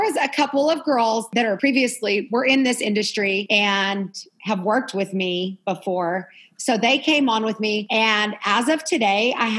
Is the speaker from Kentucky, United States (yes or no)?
no; Lovington, New Mexico, United States; He is from the town, Lovington, that I grew up in New Mexico.